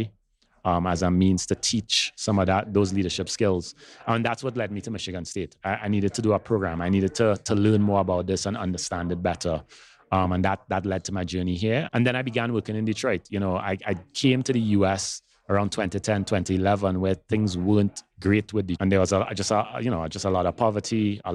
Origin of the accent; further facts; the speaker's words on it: Trinidad & Tobago; moved away; I grew up in Trinidad and Tobago. That's where I'm from originally. So those of you who notice a little bit of an accent, that's where it's from.